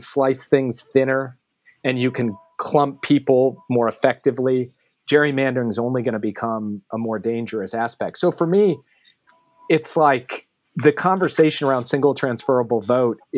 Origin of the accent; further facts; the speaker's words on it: Minneapolis, Minnesota, United States; My hometown of Minneapolis